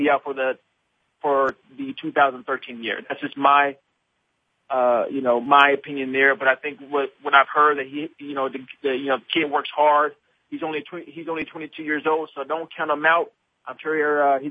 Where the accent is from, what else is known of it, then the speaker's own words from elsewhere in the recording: Denver, Colorado, United States; Denver, my hometown